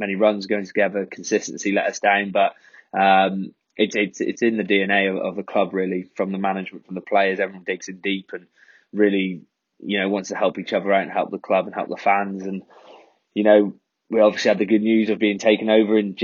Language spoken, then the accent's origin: English; North Wales, United Kingdom; I'm North Wales, but I'm like probably about 20 minutes from Wrexham.